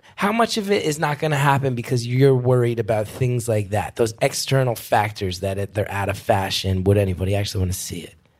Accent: New York, United States; as a New Yorker

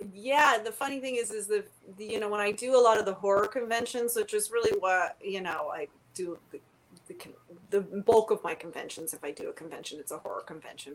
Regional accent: Palos Verdes, California, United States; also born or lived in Vancouver, Canada / Toronto, Canada; I grew up in Palos Verdes, so living in California my whole life

